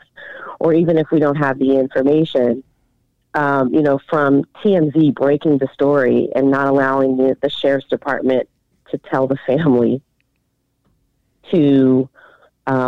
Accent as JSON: {"language": "English", "town": "Inglewood", "region": "California", "country": "United States", "tie": "born or raised there", "said": "I'm a native of Los Angeles. I grew up in Inglewood."}